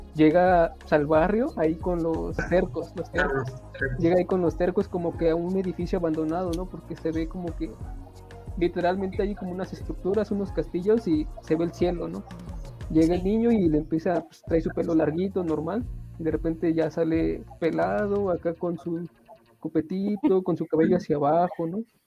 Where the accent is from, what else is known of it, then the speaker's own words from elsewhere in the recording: State of Mexico, Mexico; no vivo ahí, soy del Estado de México